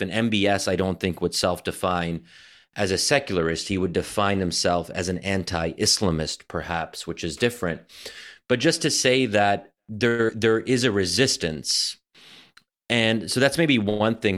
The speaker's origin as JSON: {"language": "English", "country": "United States", "said": "we as American Muslims"}